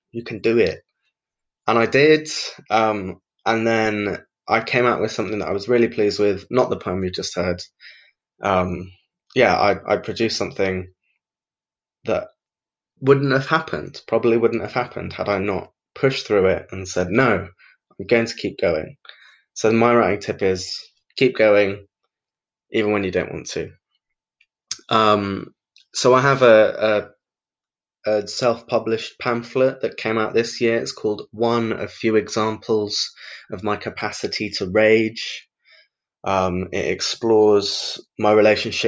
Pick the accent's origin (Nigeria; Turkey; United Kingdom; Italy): United Kingdom; Brighton, South East England; I'm a poet from Brighton